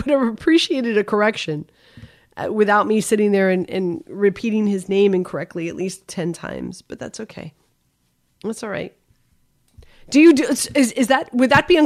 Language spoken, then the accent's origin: English; Miami, Florida, United States; also born or lived in Northeast United States; now in Northeast, United States; I grew up in Miami. I grew up playing golf